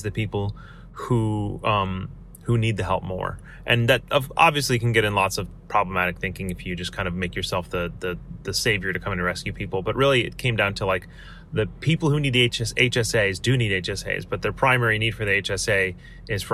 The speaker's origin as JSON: {"language": "English", "country": "United States", "said": "I have power as an American, as a Westerner"}